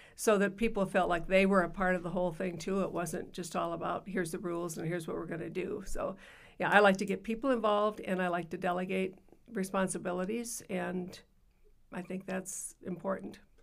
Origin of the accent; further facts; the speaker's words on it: Yankton, South Dakota, United States; I grew up in Yankton, South Dakota